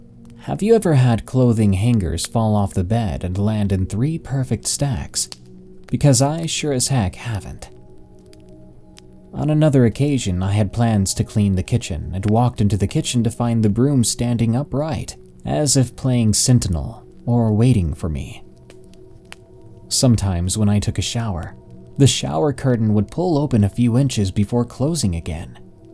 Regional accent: Hawaii, United States; As I said before, I'm part Filipino, and I was born and raised in Hawaii. Both sides of my culture can be very superstitious.

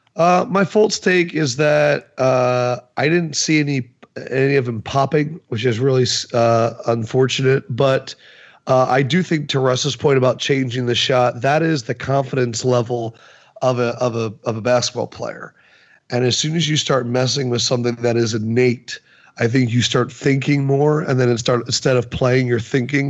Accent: New York, United States; also born or lived in Nebraska / Kentucky; as a New Yorker

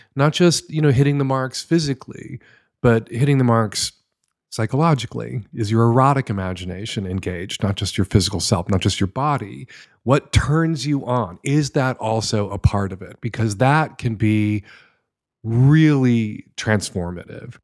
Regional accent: United States; as an American

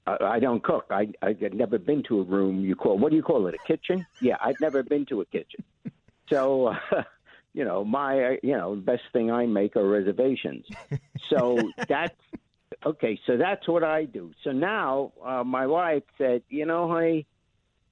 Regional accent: New York City, New York, United States; born or raised there

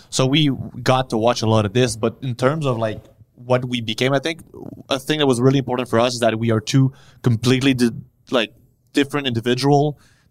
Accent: Montreal, Quebec, Canada; We basically grew up

